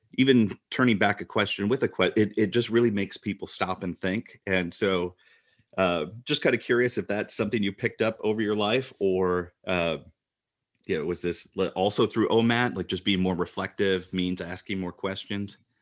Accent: Midwest, United States; as a male growing up in the Midwest

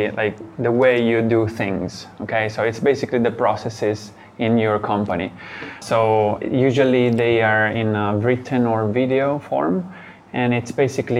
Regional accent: Italy; moved away as an adult; also born or lived in Shanghai, China; now in Thailand; I'm originally from Italy. I moved to China after university. And I lived in Shanghai for 6 years.

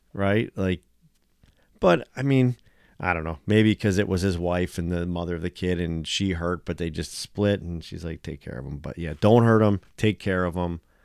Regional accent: United States; me being American

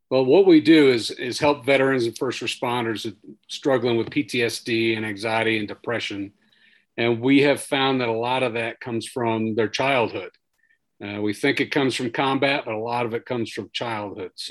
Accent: New York, United States; born there; So I was born on Long Island, way out on Long Island, New York, back in 1970.

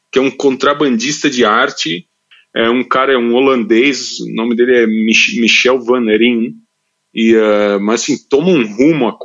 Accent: São Paulo, Brazil; Cara, eu nasci em São Paulo, eu nasci na Vila Mariana, depois vivi o resto da minha vida no Brasil, ali entre Santa Cecília e Genópolis

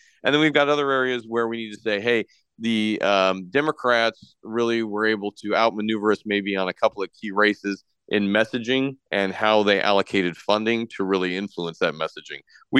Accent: Iowa, United States; let Iowans and Americans make good choices with their money. We've seen this work in my home state.

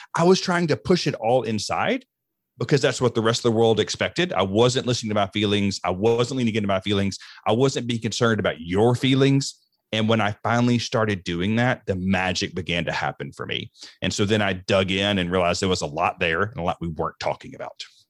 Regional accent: the deep South, United States; I grew up in the South, and I grew up in the deep South in the Southern Baptist Church

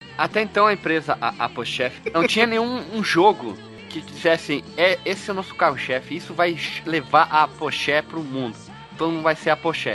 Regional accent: Brazil; A gente é brasileira, colono grosso

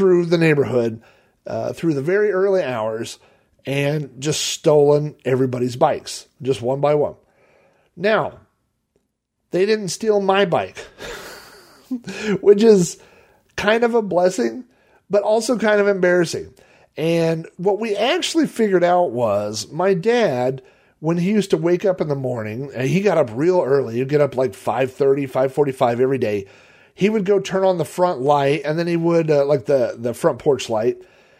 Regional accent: Sun Valley, United States; Was I grew up in Sun Valley because it was, we were, I don't know, 4 or 5 miles outside of town, at least 3 miles outside of town. So it had a very rural kind of feel.

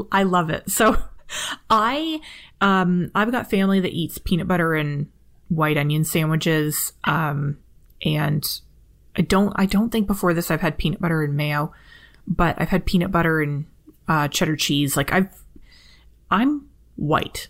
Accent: Canada; I'm Canadian and polite

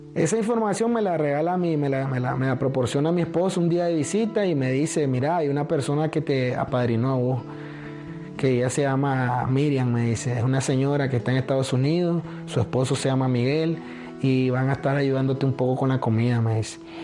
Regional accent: Nicaragua; moved away as an adult; now in United States; nosotros siempre somos nicaragüenses. Nacimos en Nicaragua

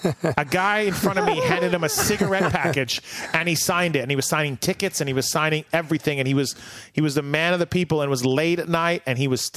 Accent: Canada; So I was up from Canada, obviously.

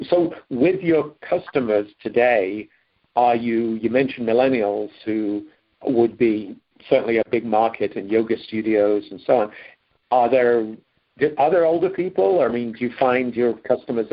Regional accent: England, United Kingdom; growing up in England

